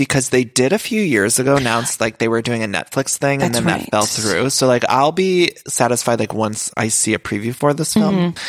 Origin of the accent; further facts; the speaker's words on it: Ohio, United States; I'm from Ohio too.